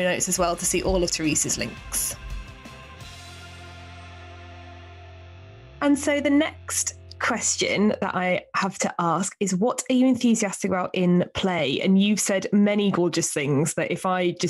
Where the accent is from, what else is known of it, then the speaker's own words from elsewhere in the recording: Hull, Yorkshire and the Humber, United Kingdom; now in London, United Kingdom; I grew up in Hull, near Hull.